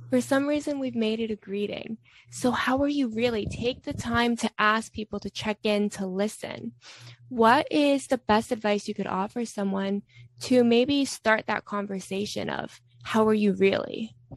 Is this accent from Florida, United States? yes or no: yes; Florida, United States; I'm from Florida